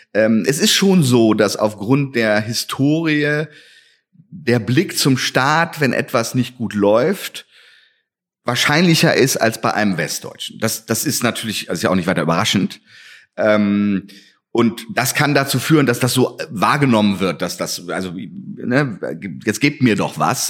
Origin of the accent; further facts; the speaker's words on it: West Germany, Germany; now in Halle, Germany; dass ich ja ein Wessi bin und nicht hier ähm, aufgewachsen